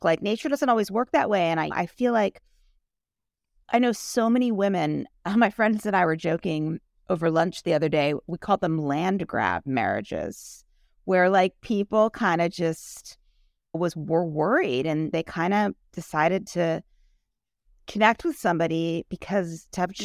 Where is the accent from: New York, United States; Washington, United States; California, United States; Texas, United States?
New York, United States; New York City; I grew up in New York City.